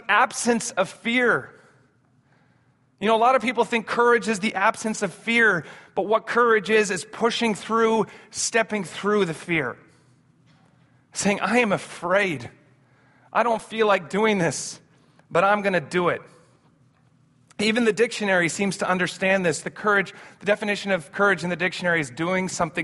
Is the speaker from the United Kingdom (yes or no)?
no; Amsterdam, North Holland, Netherlands; We grew up in Amsterdam, my brother